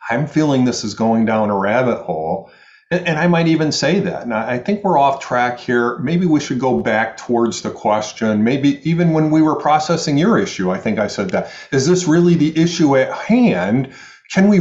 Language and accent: English; Michigan, United States; now in New York City, United States; I'm from the Midwest. I'm from Michigan, so people think that I'm nicer